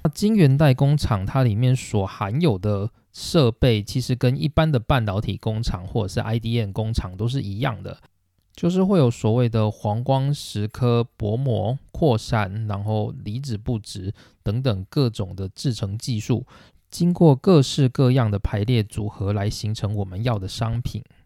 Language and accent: Chinese; Taiwan; 身为台湾人的我们